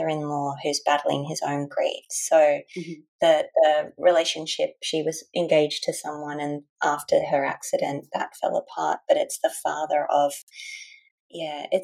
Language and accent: English; Australia; growing up in Australia and feeling as though you kind of belong to different societies but not really 100% in one of them